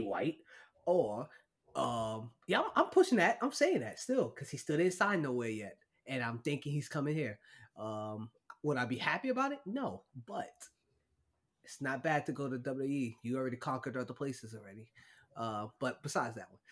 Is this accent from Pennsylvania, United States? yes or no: no; New York, United States; as a New Yorker